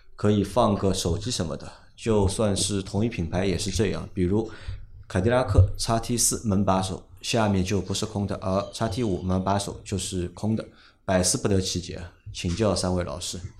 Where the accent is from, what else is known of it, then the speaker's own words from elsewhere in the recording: Shanghai, China; accent: Shanghainese; 我们上海话说